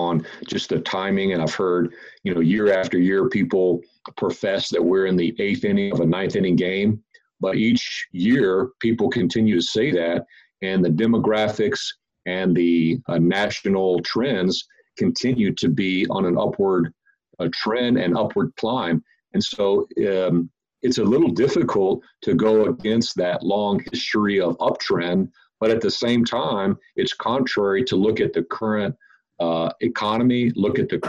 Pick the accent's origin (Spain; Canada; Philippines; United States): United States; Fort Worth, Texas; I'm from Fort Worth, Texas